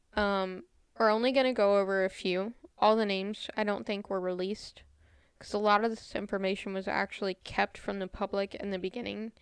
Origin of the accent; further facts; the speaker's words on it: United States; I'm American